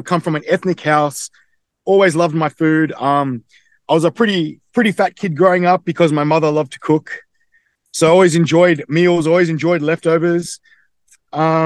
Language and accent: English; Australia; accent: Australian; I'm born and bred in Australia, but my mother is from Croatia and my dad's from England.